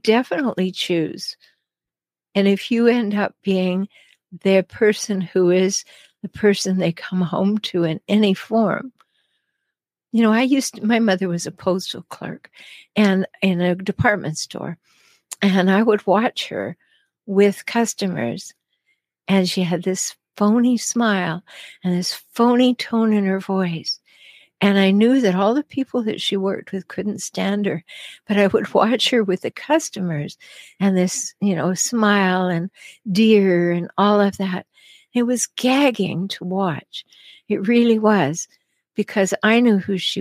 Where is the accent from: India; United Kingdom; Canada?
Canada; now in United States; I'm Canadian. I live in the States